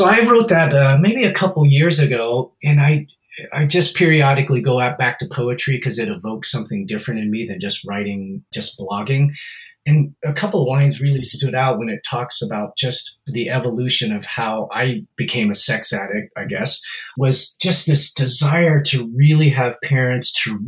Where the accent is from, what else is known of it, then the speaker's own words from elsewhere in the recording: Seattle, Washington, United States; I grew up in South Seattle, which is a predominantly African-American neighborhood